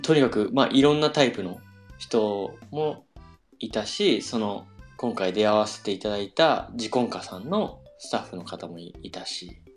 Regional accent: Saitama, Japan; 生まれも育ちも埼玉なんですけど

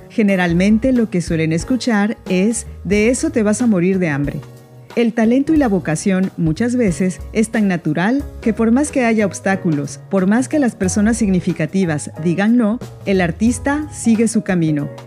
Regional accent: Mexico; soy mexicana.

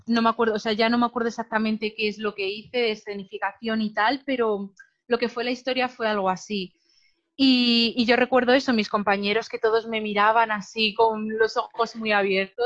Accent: Madrid, Community of Madrid, Spain; also born or lived in Alicante; yo soy una chica de Madrid, una chica normal, de, barrio de toda la vida

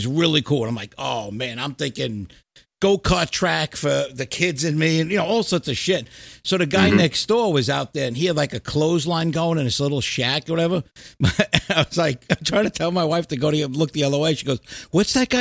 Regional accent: New York, United States; moved away; also born or lived in New Jersey; I'm a New Yorker, you know, lived in New York, New Jersey, all that shit my whole life

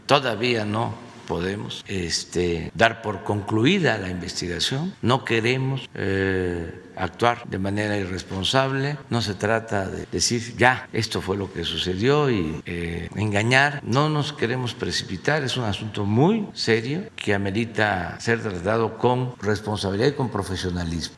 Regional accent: Mexico; Que es el sistema que nosotros hemos eh, adoptado como mexicanos

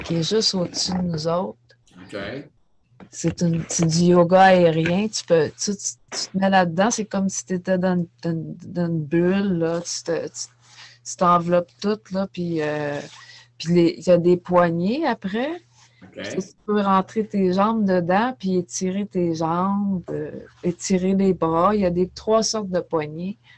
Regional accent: Saint-Jérôme, Quebec, Canada; moved away as an adult; also born or lived in Saint-Sauveur; now in Sainte-Adèle, Canada; Moi, je suis de Saint-Jérôme. OK. je suis née à Saint-Jérôme, puis j'ai vécu à Saint-Jérôme toute ma vie. J'ai emménagé tranquillement à Saint-Sauveur, après ça, Saint-Adèle, puis là, ben, je suis à la sortie de Saint-Adèle.

